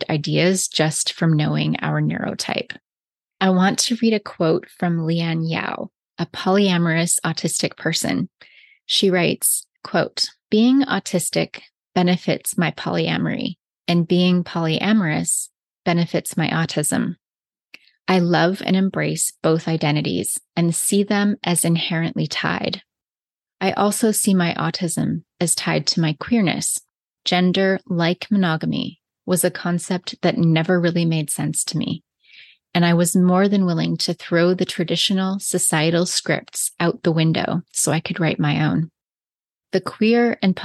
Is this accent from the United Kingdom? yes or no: no; the Bible Belt, United States; also born or lived in British Columbia, Canada; now in Okanagan, British Columbia, Canada; As a little Christian girl growing up in the Bible Belt and then moving to Canada